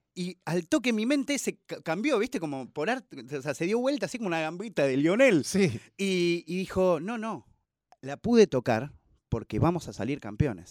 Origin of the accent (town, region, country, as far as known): Argentina